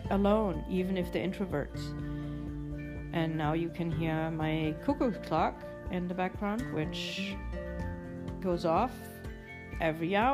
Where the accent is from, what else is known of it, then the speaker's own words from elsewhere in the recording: Germany; yes, I was born and raised in Germany, but um, I've always liked cuckoo's clocks